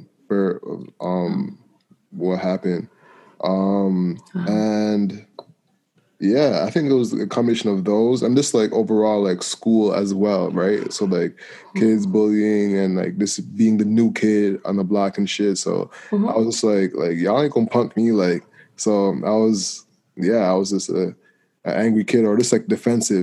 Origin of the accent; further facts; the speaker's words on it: Toronto, Ontario, Canada; I grew up in Malvern, then moved to a private school like across town.